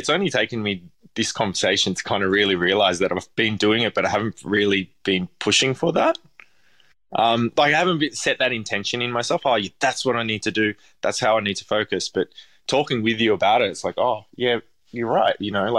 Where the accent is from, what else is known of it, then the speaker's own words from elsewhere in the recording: Parramatta, New South Wales, Australia; I grew up in Parramatta and it's nothing like it was now.